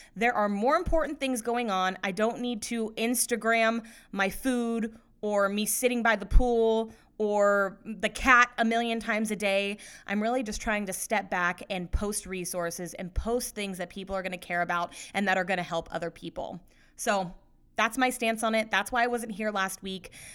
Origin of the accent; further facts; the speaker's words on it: Sacramento, California, United States; I was born and raised in the Sacramento area